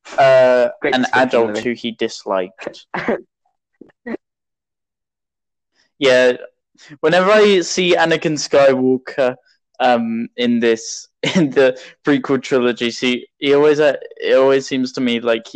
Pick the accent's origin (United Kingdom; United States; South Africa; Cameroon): United Kingdom; accent: British; I talked in a British accent, which is my actual accent